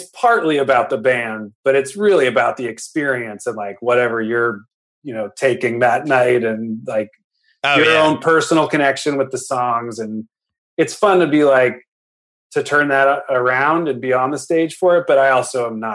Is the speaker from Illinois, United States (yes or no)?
no; the Bay Area, California, United States; We grew up in the Bay.